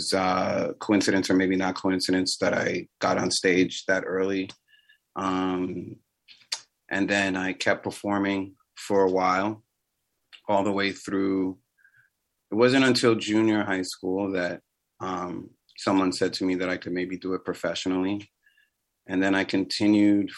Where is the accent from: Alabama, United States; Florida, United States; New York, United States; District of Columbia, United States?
New York, United States; New York City; also born or lived in Riverdale, Bronx / City Island; I am a true New Yorker. I've lived in like 3-4 different areas in the Bronx. Closest area, original area, was Fordham and Walton